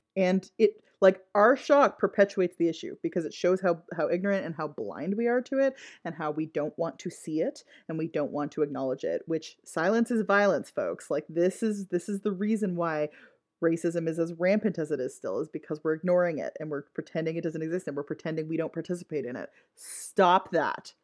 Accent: Ottawa, Ontario, Canada; the area of Ottawa that I grew up in was very white

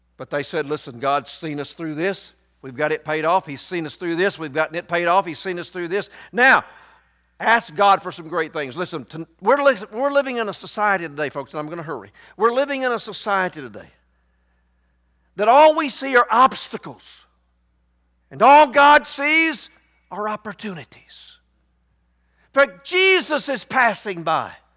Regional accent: Somerville, Tennessee, United States; I grew up right outside of Memphis, Tennessee. I grew up down in Fayette County. I went to school in Somerville.

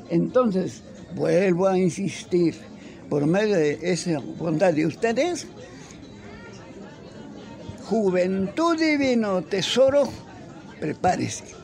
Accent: Tijuana, Baja California, Mexico; vengo de Tijuana, allá lo vi, maestro, a usted.

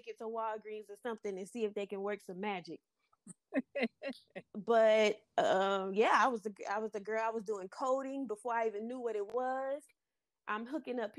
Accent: Florida, United States; I was born and raised in Florida.

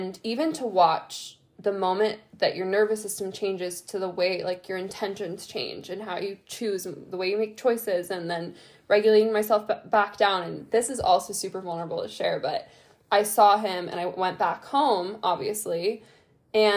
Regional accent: Ohio, United States; moved away as an adult; also born or lived in Italy / California; I've been in Ohio, my hometown, since December

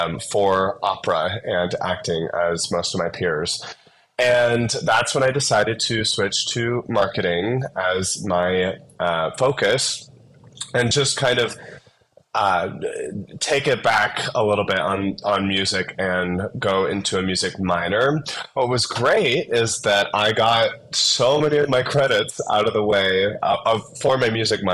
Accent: South Dakota, United States; also born or lived in Phoenix; now in Denver, United States; I grew up in South Dakota

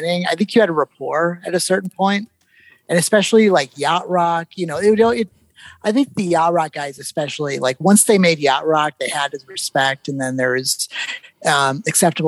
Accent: Minnesota, United States; accent: Minnesota; I'm from Minnesota, so sometimes my Minnesota sneaks out a little bit

